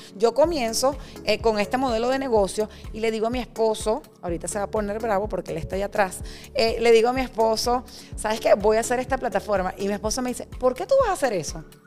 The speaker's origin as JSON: {"language": "Spanish", "country": "Venezuela", "also_born_or_lived": "Bogotá, Colombia", "moved": "as an adult", "lives_now": "Miami, United States", "said": "soy venezolana, tengo 41 años"}